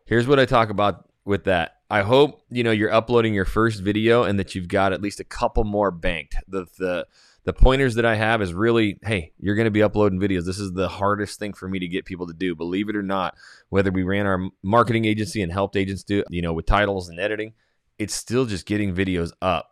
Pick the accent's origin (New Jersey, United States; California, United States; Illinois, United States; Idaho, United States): Idaho, United States; Coeur d'Alene; now in Houston, United States; Coeur d'Alene, Idaho, my hometown